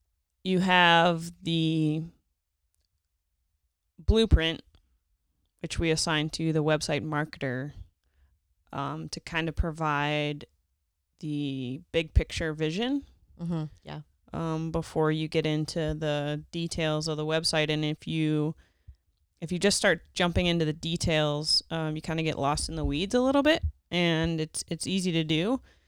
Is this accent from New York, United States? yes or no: no; Pittsburgh, Pennsylvania, United States; moved away; I'm originally from Pittsburgh area